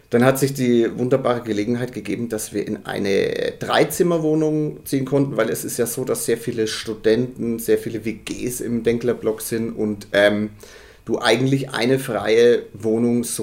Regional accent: Bavaria, Germany; ich bin in Margezüchheim

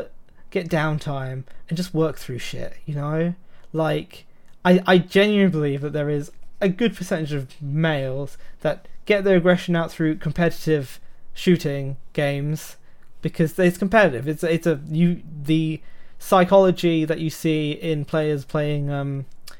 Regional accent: United Kingdom; accent: British; they hear my British accent

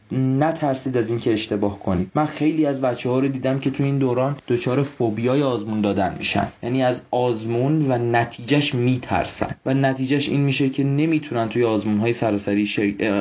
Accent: Mashhad, Razavi Khorasan, Iran; moved away as an adult; now in Tehran, Iran; توی مشهد بزرگ شدم

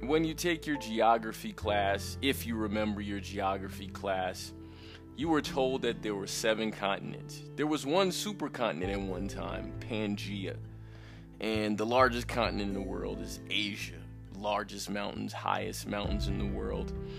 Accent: United States; moved away as an adult; now in Colombia; I'm I'm an American, right? My father's Jamaican

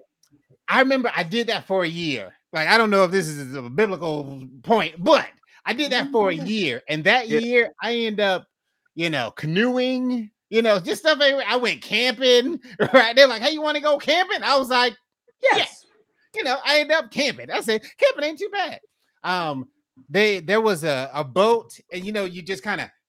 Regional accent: Fort Myers, Florida, United States; I'm originally from Fort Myers

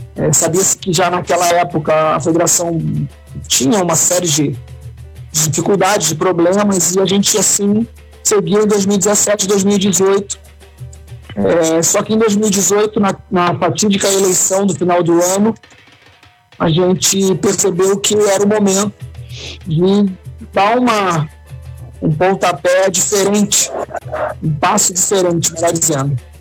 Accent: Rio Grande do Sul, Brazil; aqui no nosso estado

